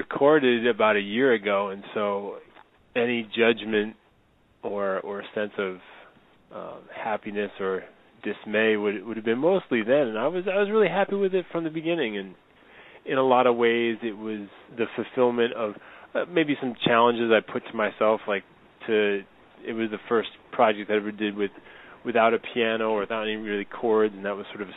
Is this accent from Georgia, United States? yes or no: no; West Hartford, Connecticut, United States; Jazz was something that was real particular to my town when I was in West Hartford, Connecticut.